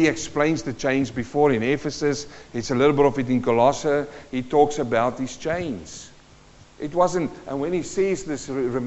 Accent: South Africa; also born or lived in New Zealand; now in Carrum Downs, Australia; I was born in South Africa in a mining community. My dad worked in the gold mines.

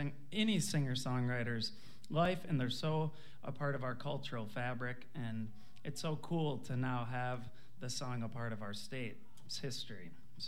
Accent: Red Wing, Minnesota, United States; I grew up literally a stone's throw from Highway 61. I was born in Red Wing, Minnesota, and so I grew up right there.

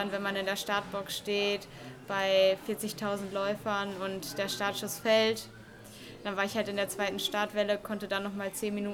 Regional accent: Billerbeck, North Rhine-Westphalia, Germany; Also ich komme aus Billerbeck und bin dann auch in Billerbeck angefangen.

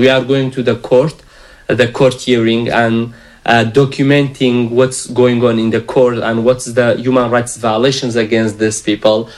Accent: Iraqi Kurdistan, Kurdistan Region, Iraq

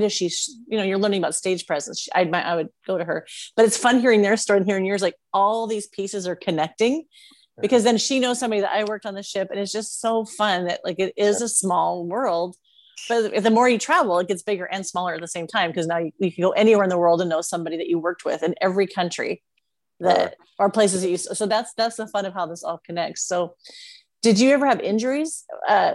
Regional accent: Washington, United States; moved away; I grew up in Washington

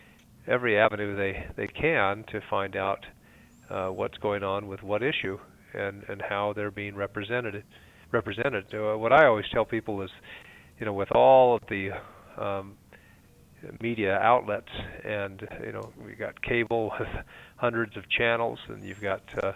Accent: Snowflake, Arizona, United States; also born or lived in Mesa, Arizona; I was raised up north in Snowflake, a rural area on a ranch

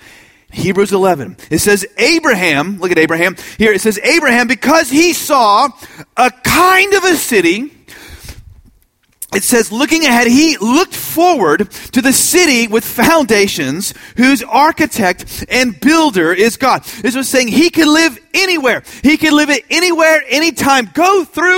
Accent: Austin, Texas, United States; I'm from Austin

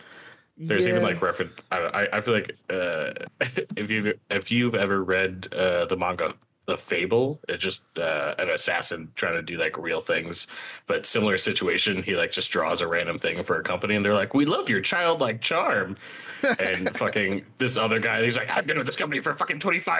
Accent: New York, United States; accent: New York; my New York accent comes out there

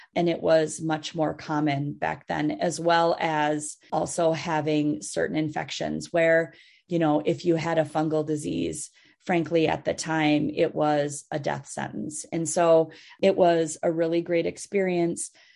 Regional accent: Minnesota, United States; also born or lived in Massachusetts; I grew up in Minnesota

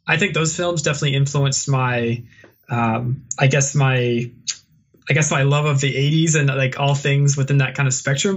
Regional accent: Virginia, United States; moved away as an adult; now in Vancouver, Canada; I, am from the South originally in Virginia, and I, I love Virginia and I, I love where I'm, I'm, from

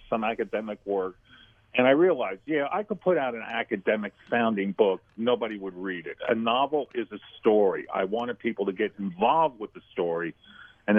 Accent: Black Mountain, North Carolina, United States; I set it in my hometown of Black Mountain, North Carolina, in the college I teach

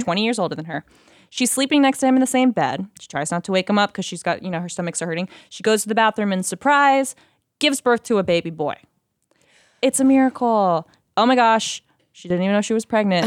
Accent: United States; also born or lived in Oklahoma / Texas; now in Los Angeles, United States; I grew up in Oklahoma and Texas

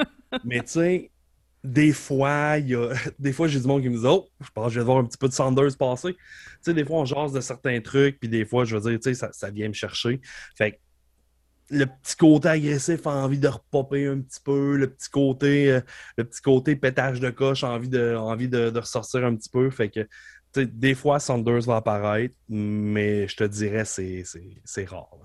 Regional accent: Beauce, Quebec, Canada; je viens de la Beauce

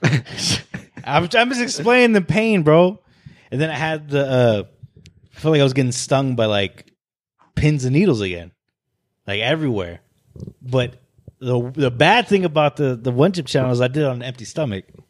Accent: Arizona, United States; when people ask me where I'm from, I say, "Oh, I was born and raised in Arizona."

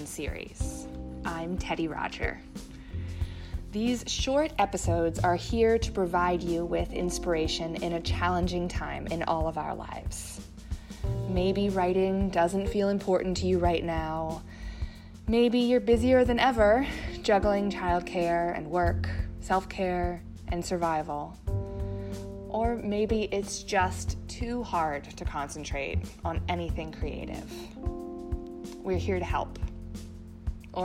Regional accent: Pennsylvania, United States; my home state, Pennsylvania

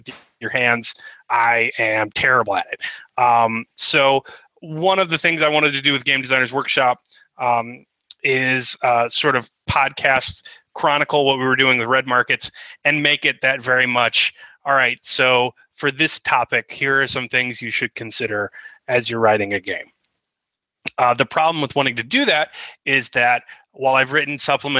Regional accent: United States; as an American

